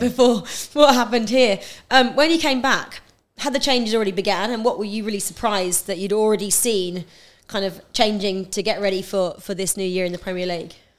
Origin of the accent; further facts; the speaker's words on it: Norfolk, East of England, United Kingdom; I grew up in Norfolk